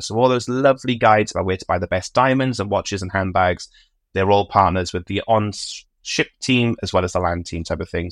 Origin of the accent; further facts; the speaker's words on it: United Kingdom; I'm British